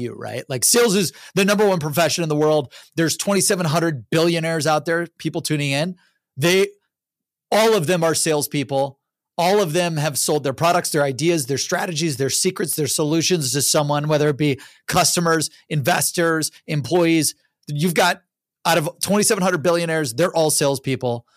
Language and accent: English; Cleveland, Ohio, United States; I'm from Cleveland, Ohio